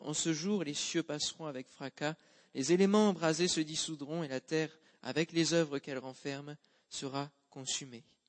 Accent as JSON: {"language": "French", "region": "Normandy", "country": "France", "said": "en tant que bon normand que je suis"}